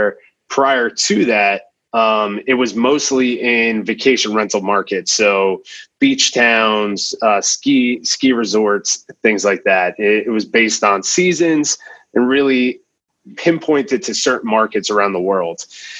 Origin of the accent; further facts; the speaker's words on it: New Jersey, United States; moved away; I'm originally from New Jersey.